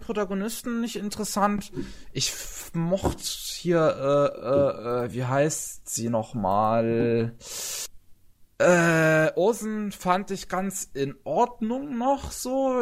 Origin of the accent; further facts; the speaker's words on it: Germany; Bei uns in Deutschland